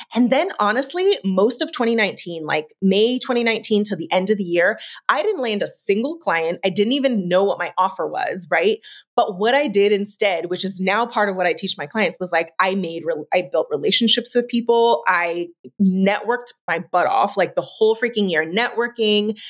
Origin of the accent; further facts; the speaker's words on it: San Francisco, California, United States; moved away as an adult; also born or lived in Oregon; Moving back to San Francisco was really pivotal to me because, um, for so many reasons, it's my hometown.